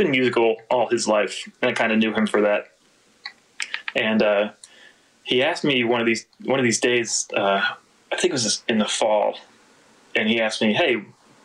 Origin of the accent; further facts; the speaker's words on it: Akron, Ohio, United States; I grew up in Akron, Ohio